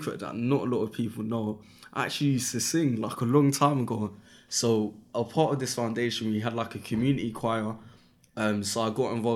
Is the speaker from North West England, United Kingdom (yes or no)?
no; London, United Kingdom; I'm from Brixton, and in Brixton at that time, 14 years ago